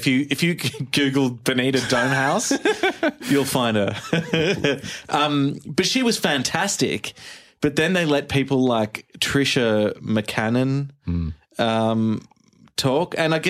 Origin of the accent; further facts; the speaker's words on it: Sydney, New South Wales, Australia; from Sydney, Australia.